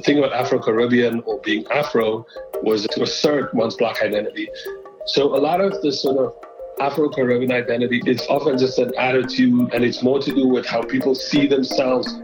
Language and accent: English; Cape Town, Western Cape, South Africa; moved away as an adult; now in New York, United States; I am originally from Cape Town. um, in South Africa, where I was born and grew up